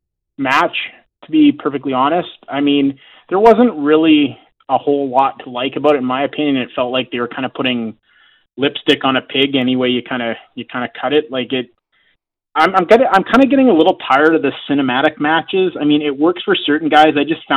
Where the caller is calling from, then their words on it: North Vancouver, British Columbia, Canada; from North Van.